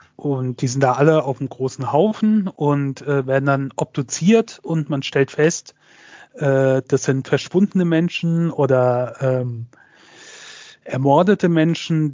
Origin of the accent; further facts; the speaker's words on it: Germany; hier bei uns in Deutschland